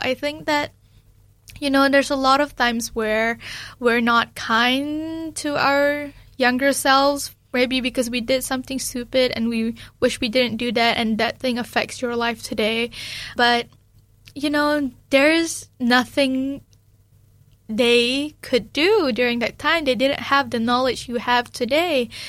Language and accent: English; Malaysia; now in New Zealand; especially being Malaysian, that is very important for me too